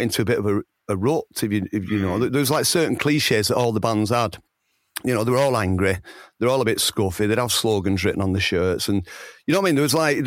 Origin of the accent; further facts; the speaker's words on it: Oldham, North West England, United Kingdom; accent: Oldham; I'm from Oldham. I've got this bloody impediment, haven't I? The Oldham accent